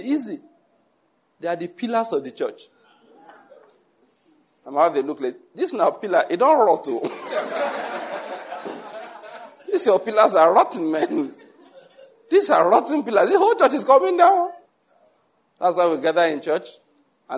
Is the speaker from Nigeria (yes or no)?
yes; Nigeria; moved away; in my hometown, in my mother's church